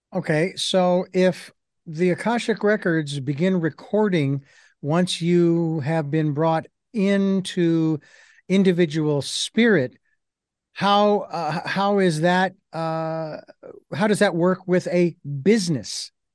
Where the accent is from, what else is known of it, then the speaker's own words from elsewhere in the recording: Phoenix, Arizona, United States; when I was a kid growing up in Phoenix